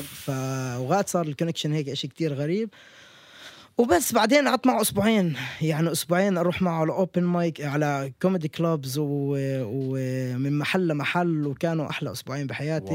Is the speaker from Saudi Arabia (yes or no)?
no; Palestine; وأنا فلسطيني